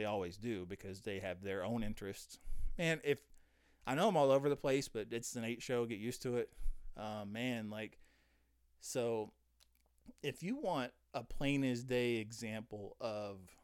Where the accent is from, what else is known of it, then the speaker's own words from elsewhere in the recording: United States; we're all the time in America bashing our leaders